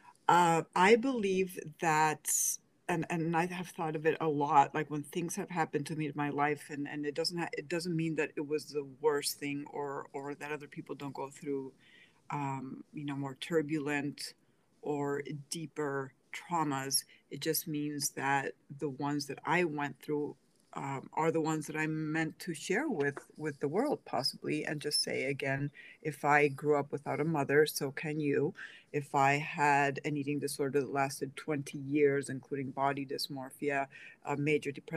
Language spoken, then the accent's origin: English; Spain; moved away as an adult; also born or lived in Pennsylvania, United States / Seville, Spain; now in United States; Was born in Spain, grew up in Pennsylvania, but after the separation, my sister and I ended up with my dad in Spain and with my grandmother, and she was the one who raised us.